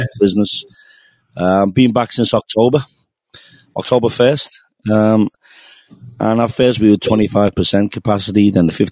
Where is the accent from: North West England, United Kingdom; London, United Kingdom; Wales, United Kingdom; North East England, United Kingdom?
North West England, United Kingdom; Liverpool; moved away; I'm from Liverpool